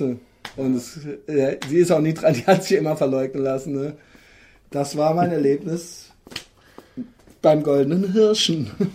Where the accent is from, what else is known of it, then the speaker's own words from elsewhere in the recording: Koblenz, Rhineland-Palatinate, Germany; now in Cologne, Germany; aus meiner alten Heimatstadt, unserer gemeinsamen alten Heimatstadt Koblenz